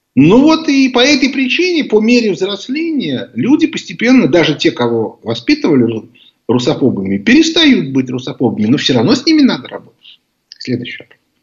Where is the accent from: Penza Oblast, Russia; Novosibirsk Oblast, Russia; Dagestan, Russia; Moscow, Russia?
Moscow, Russia; мы это, москвичи